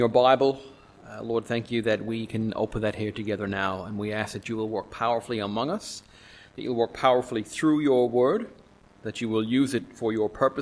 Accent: Newfoundland and Labrador, Canada; moved away; I'm from Newfoundland in Canada

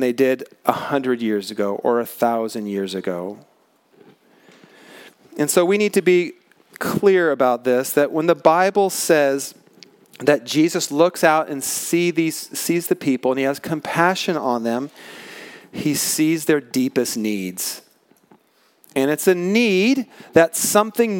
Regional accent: Pacific Northwest, United States; I grew up in the Pacific Northwest

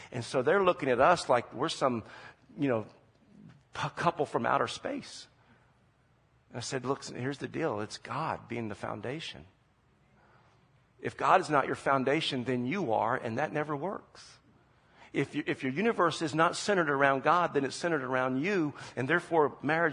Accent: Charleston, South Carolina, United States; moved away as an adult; also born or lived in Omaha, Nebraska; now in San Jose, United States; we're originally from Charleston, South Carolina, and that's where we spent most of our life, except for a little bit of time in Omaha, Nebraska

